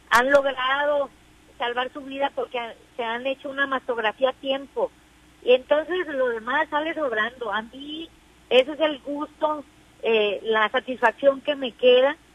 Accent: Mexico; para nosotros como mexicanas llegamos tarde, pero también ya ya ya llegamos.

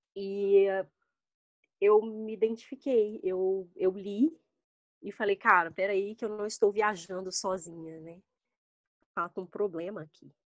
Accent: Belo Horizonte, Minas Gerais, Brazil; moved away as an adult; now in Brasília, Brazil; eu sou de Belo Horizonte

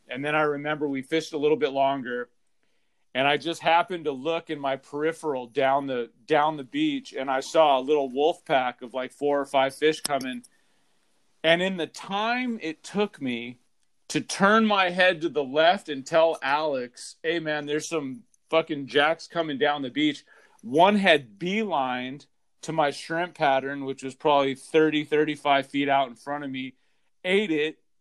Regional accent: Southern California, United States; growing up in Southern California

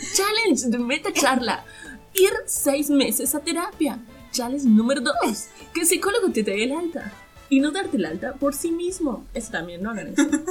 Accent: Catamarca, Argentina

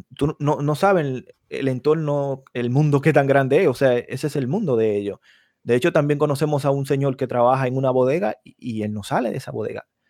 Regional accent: Dominican Republic; now in United States; Ya yo soy dominicana.

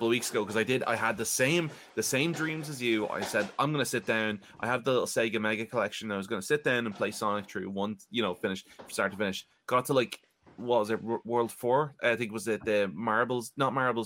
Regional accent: Ireland; I'm from Ireland. I am 28 and a half years old.

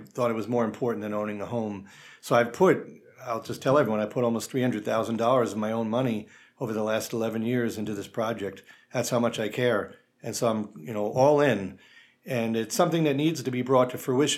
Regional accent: Long Island, New York, United States; moved away as an adult; now in Saratoga, United States; I'm not from Saratoga, I'm from Long Island, and yet I've always loved upstate New York, but I'm a transplant.

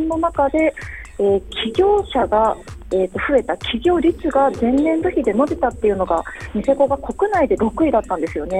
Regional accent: Yamaguchi, Japan; moved away as an adult; also born or lived in Osaka / Tokyo; now in Hokkaido, Japan; 出身が山口県で

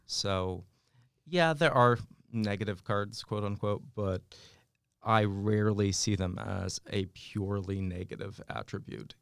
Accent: West Coast, United States; moved away; I grew up out in the West Coast

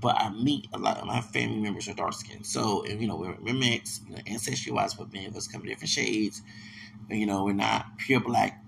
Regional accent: the South, United States; I'm from the South

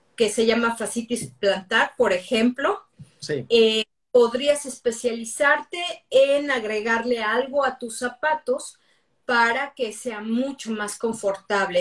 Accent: Mexico City, Mexico; moved away as an adult; now in United States; soy de la Ciudad de México

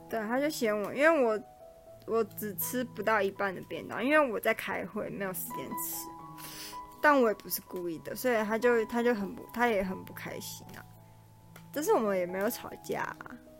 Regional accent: Taipei, Taiwan; 我就是台北人，我的朋友都在台北

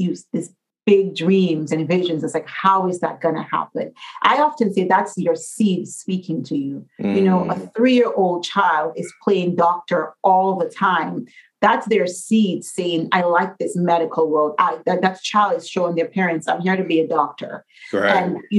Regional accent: Dominica; moved away; I'm from Dominica

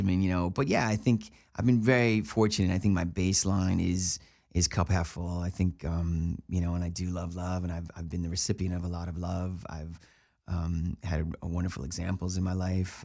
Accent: Buffalo, New York, United States; moved away as an adult; also born or lived in Cleveland; now in Los Angeles, United States; I grew up in Buffalo, New York

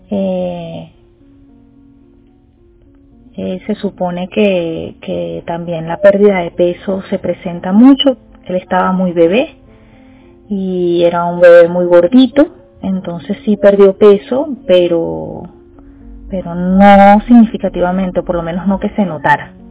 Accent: Venezuela; Soy venezolana y madre de un niño con diabetes tipo 1.

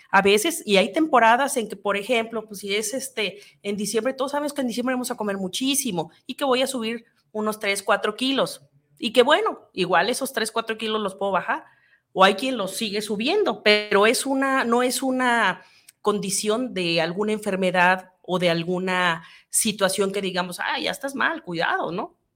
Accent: Mexico

